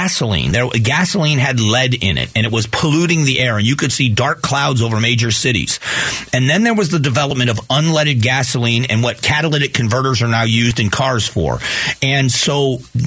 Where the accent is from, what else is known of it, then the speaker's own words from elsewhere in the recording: Southwest Florida, United States; now in Phoenix, United States; I grew up in Southwest Florida